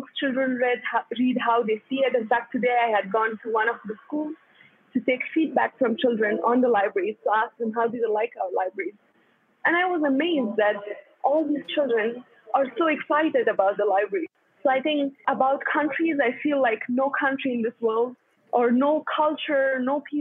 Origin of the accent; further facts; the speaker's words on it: Kabul, Afghanistan; also born or lived in Pakistan; I was born in 1992, just when the civil war in Afghanistan started. I went to Pakistan with my family. Then I came back to Kabul. I studied in a public school in Afghanistan until I finished my school.